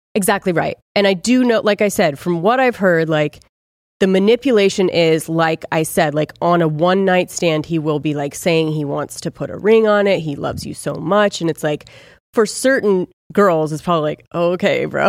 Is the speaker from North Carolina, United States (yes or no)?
no; Ojai, California, United States; I'm from Ojai